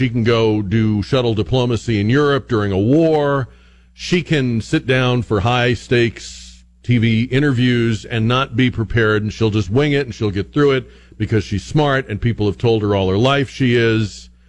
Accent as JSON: {"language": "English", "area": "a town just outside of Boston", "region": "Massachusetts", "country": "United States", "tie": "born or raised there", "moved": "yes", "said": "I grew up in the Northeast. I grew up in a town just outside of Boston."}